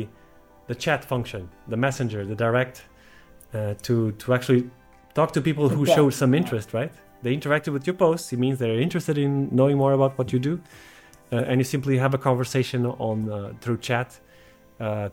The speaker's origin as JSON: {"language": "English", "country": "Portugal", "said": "I'm from Portugal"}